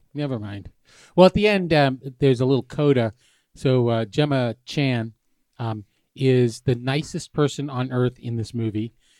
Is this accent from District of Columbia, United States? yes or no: no; New Hampshire, United States; I grew up in New Hampshire.